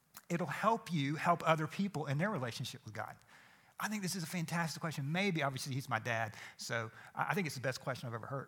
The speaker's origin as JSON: {"language": "English", "town": "Atlanta", "region": "Georgia", "country": "United States", "tie": "born or raised there", "said": "I grew up in Atlanta"}